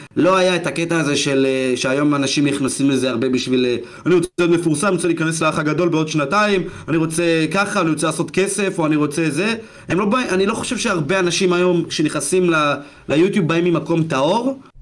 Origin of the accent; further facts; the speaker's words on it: Ashdod, Southern District, Israel; ילד בן, בן 17 מאשדוד, בבית ספר